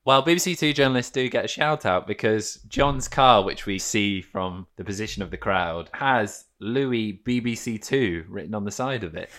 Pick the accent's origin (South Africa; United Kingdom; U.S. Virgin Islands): United Kingdom; Midlands; I am from the Midlands